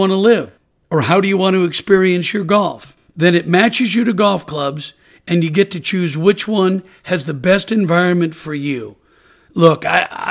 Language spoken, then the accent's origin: English; Portland, Oregon, United States; moved away as an adult; now in Naples, United States; I'm originally from Portland, Oregon, and I'm a proud University of Oregon Duck, and I love being from the Pacific Northwest